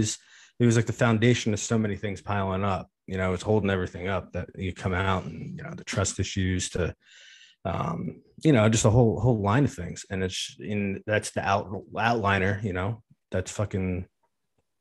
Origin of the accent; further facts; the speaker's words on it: New Jersey, United States; also born or lived in Philadelphia, Pennsylvania; I didn't grow up there, so I moved to North Jersey when I was 9 years old